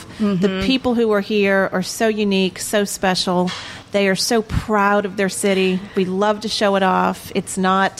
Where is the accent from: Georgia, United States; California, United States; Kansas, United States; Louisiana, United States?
Louisiana, United States; New Orleans; I'm from New Orleans. I was born and raised here